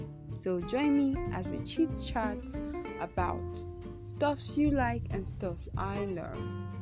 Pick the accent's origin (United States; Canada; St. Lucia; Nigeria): Nigeria; I'm from Nigeria and I am a student